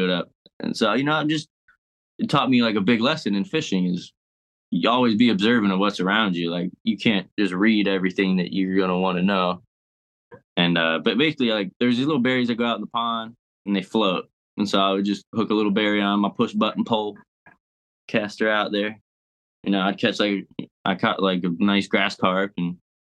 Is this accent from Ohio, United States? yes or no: yes; Ohio, United States; now in Florida, United States; I grew up in Ohio